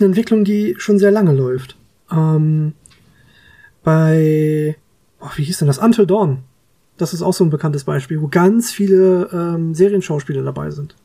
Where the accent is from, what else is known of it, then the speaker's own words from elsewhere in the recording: Germany; bei uns in Deutschland